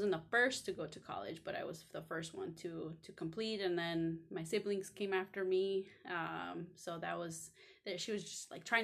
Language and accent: English; Cicero, Illinois, United States; I grew up in Cicero, Illinois